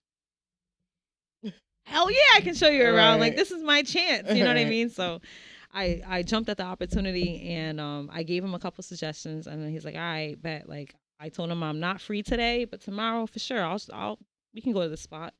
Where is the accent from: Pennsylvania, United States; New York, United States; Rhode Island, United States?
Rhode Island, United States; Providence; I'm from Prov. Okay. Born and raised